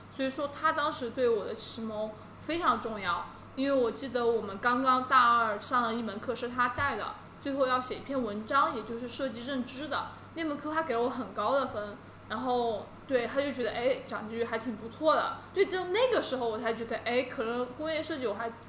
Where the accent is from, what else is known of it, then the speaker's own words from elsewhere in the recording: Qionglai, Sichuan, China; moved away as an adult; also born or lived in Hangzhou / London; 我是四川人嘛